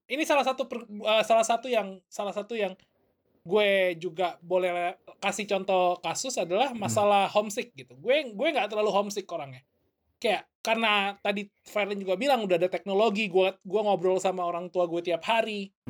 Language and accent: Indonesian; Indonesia; born there; gue juga percaya bahwa nggak ada yang kebetulan gue lahir di Indo. Um, jadi gue akan balik ke Indo tapi gak, belum tahu kapan.